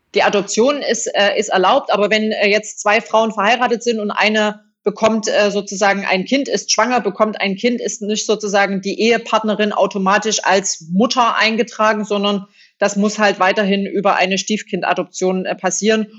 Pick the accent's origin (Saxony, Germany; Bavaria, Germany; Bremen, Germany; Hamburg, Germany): Saxony, Germany; accent: Saxon; moved away; also born or lived in Hesse / North Rhine-Westphalia; dass ich äh, sächsisch äh, spreche